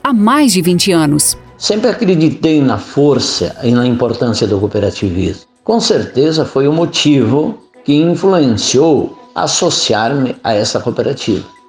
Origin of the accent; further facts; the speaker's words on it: Pinhal, Rio Grande do Sul, Brazil; Na minha terra, Pinhal, aproximadamente 75% da população é associada a Sicredi